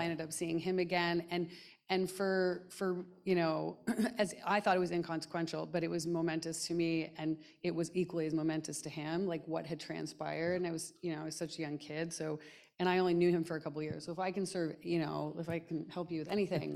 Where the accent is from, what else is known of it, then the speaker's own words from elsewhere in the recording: Canada; moved away as an adult; I'm from Canada